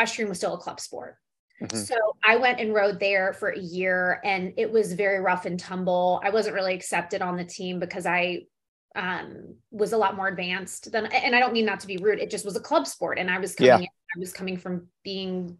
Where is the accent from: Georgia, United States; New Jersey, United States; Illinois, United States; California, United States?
Illinois, United States; Chicago; moved away; I grew up in Chi-Town